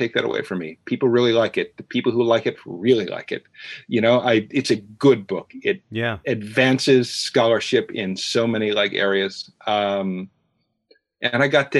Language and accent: English; Chicago, Illinois, United States; moved away as an adult; now in New York, United States; I grew up in the Chicago area